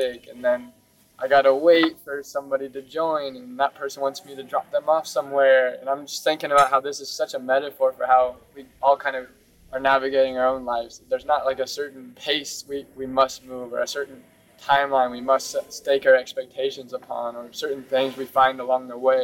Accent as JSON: {"language": "English", "country": "United States", "tie": "born or raised there", "said": "growing up in Christianity in the U.S."}